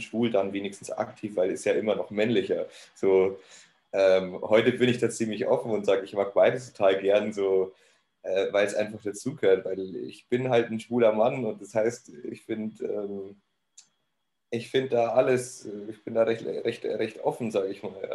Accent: Neumarkt in der Oberpfalz, Bavaria, Germany; also born or lived in Cologne; now in Munich, Germany; ich komme ursprünglich aus Neumarkt. Neumarkt in der Oberpfalz

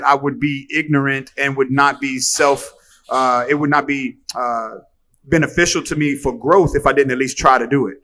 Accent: Halifax, Virginia, United States; moved away as an adult; also born or lived in Arizona; now in Miami, United States; my hometown of Halifax, Virginia

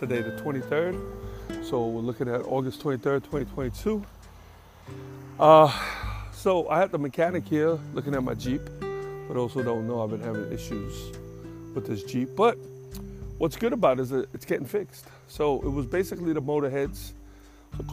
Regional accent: New York, United States; moved away; where I grew up in New York. I grew up with a single mother who didn't drive.

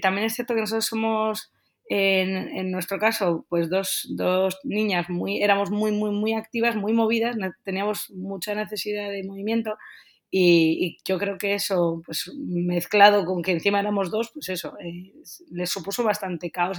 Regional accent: Getxo, Basque Country, Spain; moved away as an adult; also born or lived in Bilbao / Madrid / Barcelona / Germany; nosotros somos de los alrededores, somos de Guecho. Eh, hemos vivido toda la vida aquí

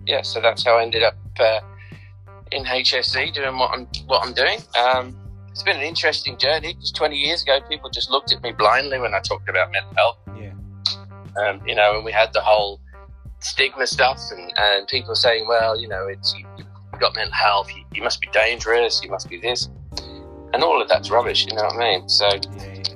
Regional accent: Australia; moved away as an adult; now in Liverpool, United Kingdom; I'm originally from Australia, so I'm an adopted Scouser.

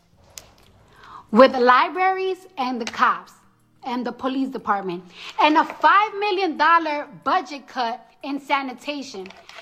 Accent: New York City, New York, United States; moved away as an adult; now in New Jersey, United States; I'm from the Bronx.

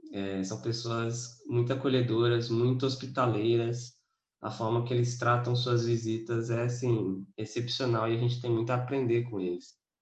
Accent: interior of Espírito Santo, Brazil; now in Vitória, Brazil; sou de Vitória, Espírito Santo. Na verdade, sou do interior, mas moro em Vitória.

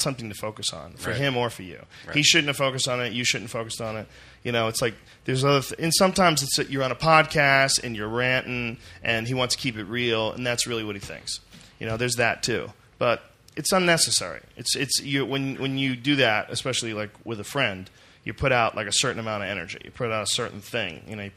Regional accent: Boston, Massachusetts, United States; where I grew up in Boston

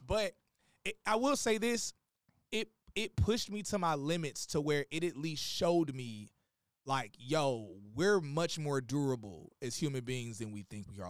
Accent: Atlanta, Georgia, United States; also born or lived in Gary, Indiana; now in Miami, United States; I lived in Atlanta most of my life, so I'm, I'm a Georgia boy

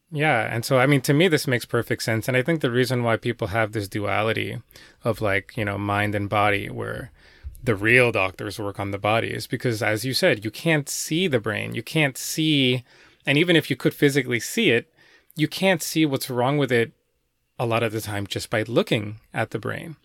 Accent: New York City, New York, United States; my hometown of New York City

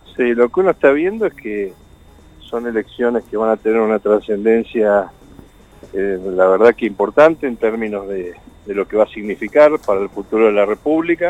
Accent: Chaco, Argentina; now in Santa Fe, Argentina; soy chaqueño

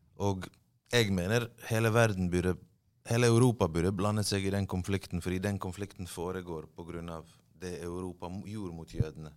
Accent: Bergen, Vestland, Norway; accent: Bergen dialect with rolled R; also born or lived in Bosnia and Herzegovina; Løvstakken, der jeg er fra, ligger veldig nær sentrum

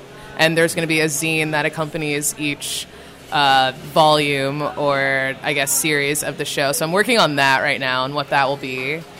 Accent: Atlanta, Georgia, United States; now in Philadelphia, United States; I'm from Atlanta

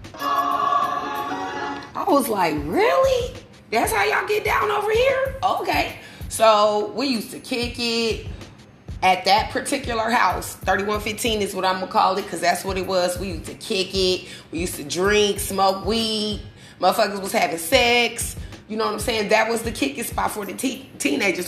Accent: Omaha, Nebraska, United States; the way I grew up, I lived on 34th and Jane Street. I live in Omaha, Nebraska

